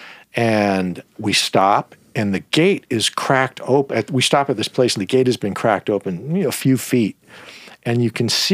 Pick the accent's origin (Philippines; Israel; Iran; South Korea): Iran; moved away; I'm half Iranian and I was born in Iran